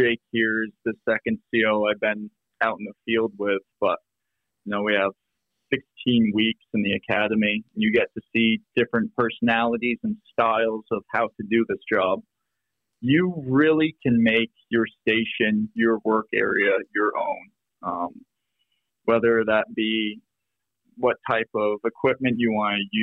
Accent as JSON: {"language": "English", "region": "Vermont", "country": "United States", "tie": "born or raised there", "moved": "as an adult", "lives_now": "Minnesota, United States", "said": "I grew up in Vermont"}